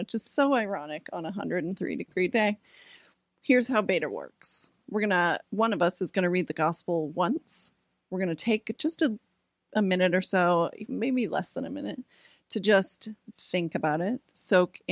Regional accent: Topsham, Maine, United States; moved away; My hometown is Topsom, Maine. I'm a Maine girl

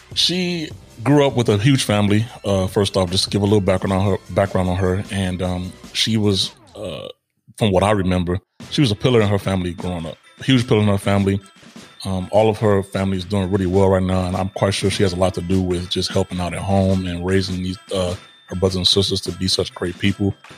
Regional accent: Israel; moved away; growing up in Israel, which I did partially as well

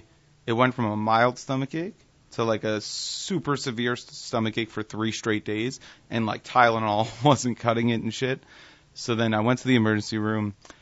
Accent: New City, New York, United States; also born or lived in Bronx, New York; So I was born in the Bronx and then raised in Rockland County.

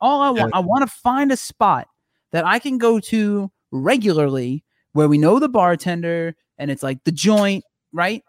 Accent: New Jersey, United States; now in Los Angeles, United States; I'm from Jersey

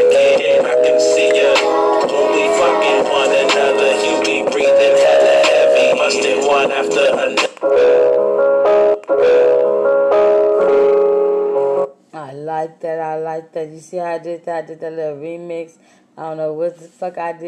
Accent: Austin, Texas, United States; I am a country girl. I'm from Austin, Texas. I'm not from Cali

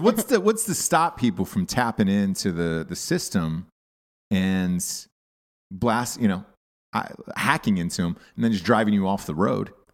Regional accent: the South, United States; moved away; I'm from the South

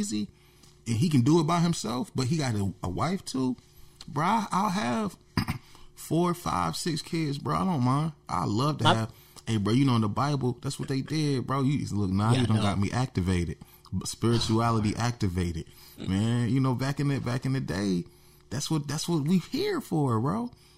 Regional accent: New Bern, North Carolina, United States; New Bern. Let me show you my hometown

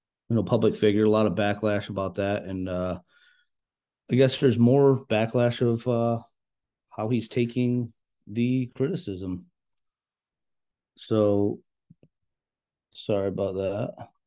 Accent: New York, United States; We're from New York

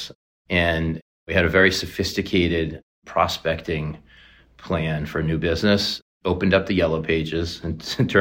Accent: Boston, Massachusetts, United States; Born and raised in the Boston area

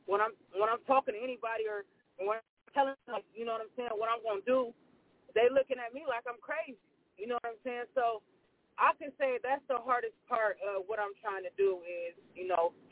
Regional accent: Columbus, Ohio, United States; I'm from Columbus, Ohio and I'm currently in Columbus, Ohio right now.

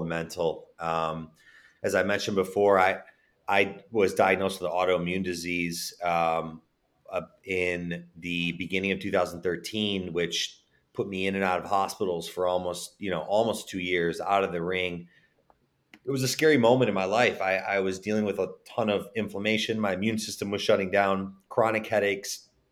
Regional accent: Chicago, Illinois, United States; moved away; also born or lived in Texas / California; I was born and raised in Chicago

